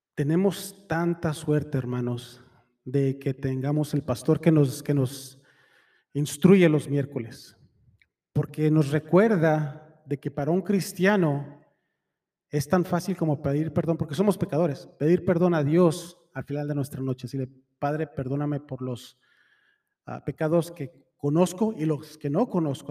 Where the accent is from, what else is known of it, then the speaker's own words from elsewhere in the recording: Mexico; Soy mexicano